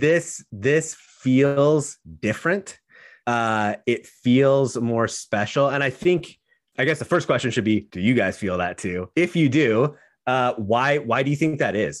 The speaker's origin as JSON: {"language": "English", "town": "Portland", "region": "Oregon", "country": "United States", "tie": "born or raised there", "said": "I grew up in Portland, a Beaver fan"}